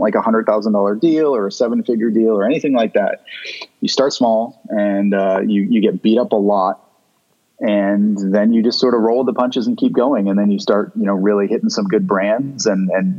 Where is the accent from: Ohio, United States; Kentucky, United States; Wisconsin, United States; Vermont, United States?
Vermont, United States; also born or lived in Chicago; now in Southern California, United States; I grew up in Vermont